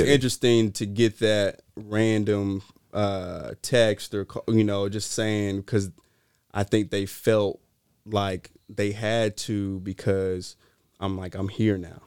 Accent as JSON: {"language": "English", "town": "Greensboro", "region": "North Carolina", "country": "United States", "tie": "born or raised there", "moved": "yes", "lives_now": "Sacramento, United States", "said": "I'm from Greensboro, North Carolina"}